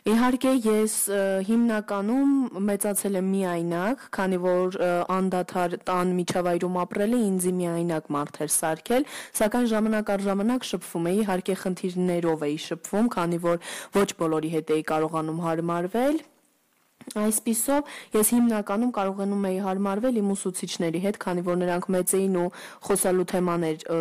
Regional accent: Istanbul, Turkey; now in Armenia; ես մեծացել եմ այնտեղ

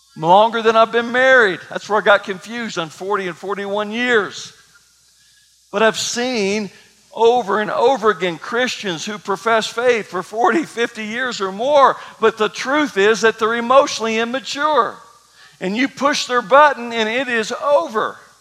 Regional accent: Kentucky, United States; I grew up in Kentucky

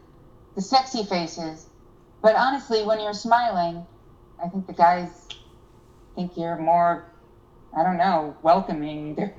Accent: North Carolina, United States; moved away; also born or lived in Seattle; I remember originally I'm from North Carolina, and I'm from kind of a really small, like, country bumpkin town.

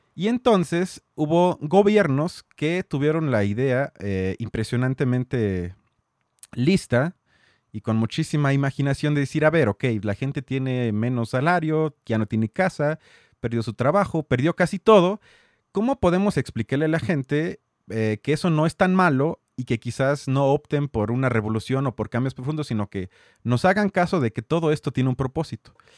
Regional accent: Mexico

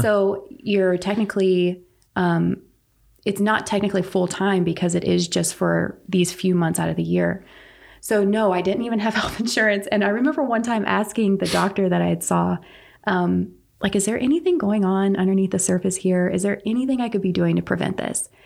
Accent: Pine Bluff, North Carolina, United States; I am local to here. I grew up in Pine Bluff

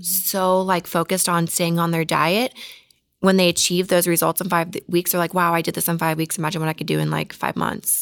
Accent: Mustang, Oklahoma, United States; now in Los Angeles, United States; I'm from Oklahoma

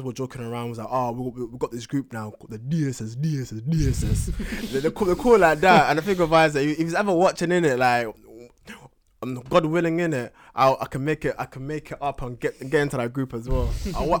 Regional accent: London, United Kingdom; Kind of, like he comes from South. Mm-hmm. I'm from East.

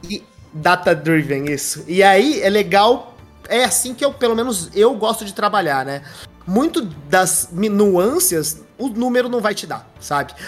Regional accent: Bebedouro, São Paulo, Brazil; Eu sou do interior de São Paulo, sou de Bebedouro, uma cidade ali pertinho de Ribeirão Preto

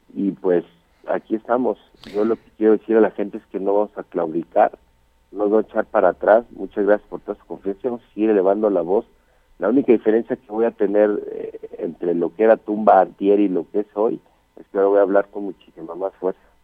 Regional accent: Mexico; yo soy mexicano 100%

